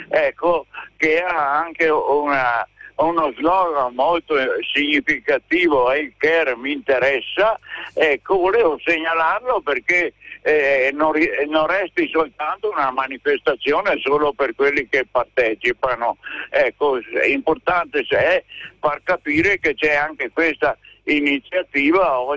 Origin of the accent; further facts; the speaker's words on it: Padua, Veneto, Italy; Io sono di Padova, però oggi ho deciso di venire anche se ho, sono più vecchio di Papa Francesco